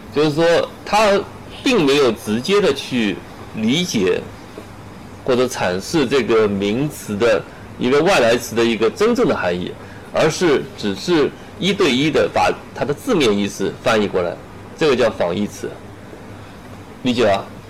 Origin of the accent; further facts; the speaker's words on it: China; 我们中国人